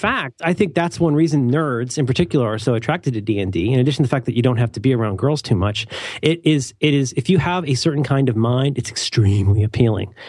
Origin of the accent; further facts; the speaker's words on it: Cincinnati, Ohio, United States; I grew up in Cincinnati